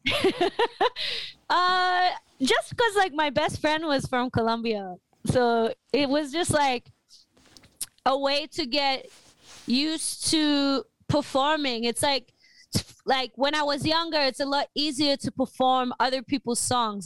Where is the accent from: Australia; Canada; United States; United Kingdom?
Australia; I'm from Australia